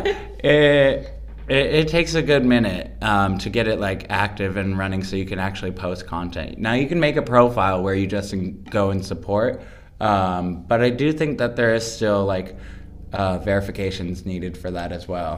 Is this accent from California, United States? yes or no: yes; Los Angeles, California, United States; I am from Los Angeles, California